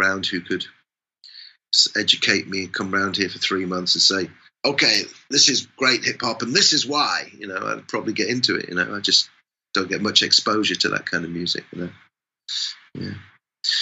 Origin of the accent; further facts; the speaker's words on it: England, United Kingdom; I'm English